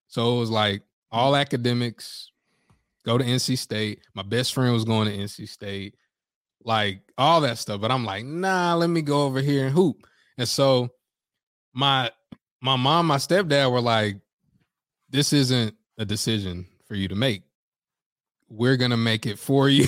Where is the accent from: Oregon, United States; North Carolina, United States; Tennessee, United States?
North Carolina, United States; Greensboro; I'm from Greensboro and, uh, and I'm black